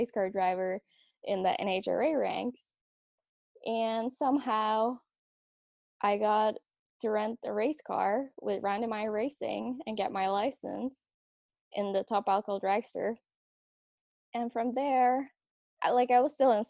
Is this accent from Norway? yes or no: yes; Norway; moved away as an adult; now in California, United States; I grew up in Norway, and that's where I started racing